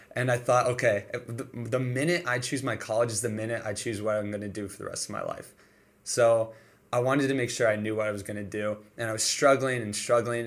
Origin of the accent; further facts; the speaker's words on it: Detroit, Michigan, United States; moved away as an adult; now in Springfield, United States; So I'm from Michigan, Detroit, Michigan